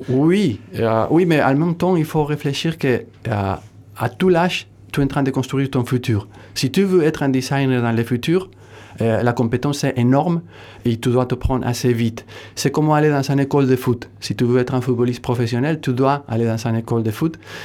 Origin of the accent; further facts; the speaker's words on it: northern Spain, Spain; French is a second language; also born or lived in Munich, Germany; now in Hossegor, France; je suis du nord de l'Espagne